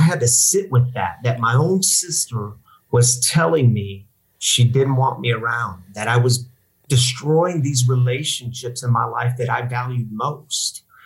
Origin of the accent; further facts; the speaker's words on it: Missouri, United States; moved away as an adult; also born or lived in Michigan; now in Denver, United States; I'm from Missouri, uh, born and raised in Missouri.